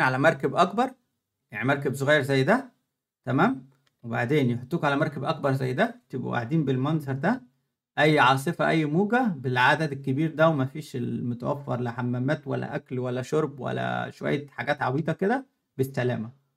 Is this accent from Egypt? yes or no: yes; Egypt; moved away as an adult; now in Germany; انا في مصر